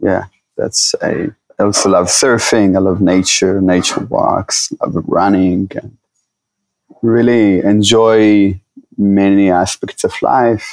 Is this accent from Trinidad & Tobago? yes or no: no; Israel; moved away as an adult; now in Costa Rica; I was born in Israel.